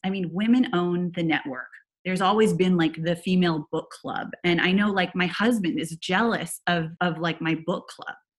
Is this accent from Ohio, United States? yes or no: no; Silicon Valley, California, United States; now in Los Angeles, United States; I grew up in Silicon Valley